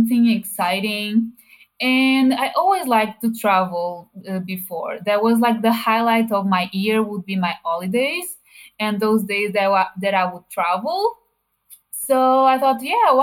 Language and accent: English; Portugal; I am from Portugal and I'm 31 years old